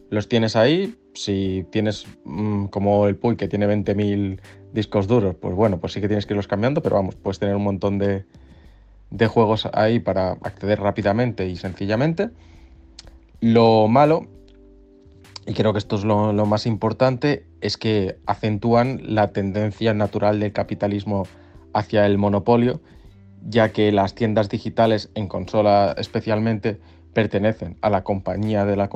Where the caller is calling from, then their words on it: Barcelona, Catalonia, Spain; Hola, buenas. … de Barcelona.